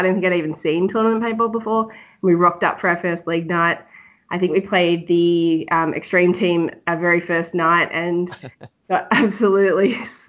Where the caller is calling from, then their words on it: Victoria, Australia; I'm in Victoria, just on the outskirts of Melbourne.